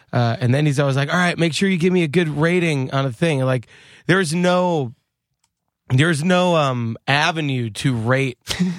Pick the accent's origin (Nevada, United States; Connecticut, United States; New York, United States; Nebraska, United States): New York, United States; Long Island; Yeah, and I'm from Long Island, which like Jersey, lots of diners.